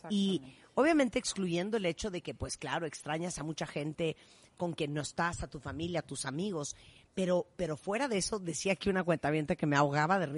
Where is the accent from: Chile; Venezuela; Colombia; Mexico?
Mexico; northern Mexico; Yo soy norteña y siempre he querido hacer los mejores mariscos